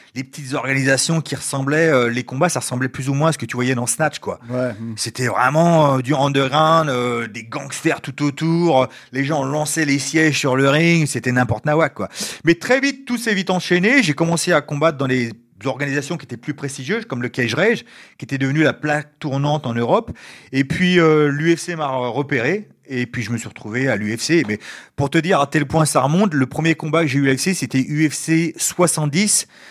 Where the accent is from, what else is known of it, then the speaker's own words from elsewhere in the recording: Ivry-sur-Seine, Île-de-France, France; moved away as an adult; also born or lived in United States / Japan / China; je suis né en France, à Ivry. j'ai vécu en France jusqu'à environ 20 ans